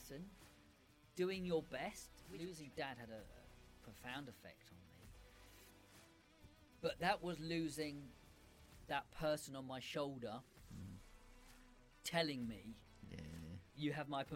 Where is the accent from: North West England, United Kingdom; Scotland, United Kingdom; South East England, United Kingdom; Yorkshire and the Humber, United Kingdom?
South East England, United Kingdom; Brighton; I was born in Brighton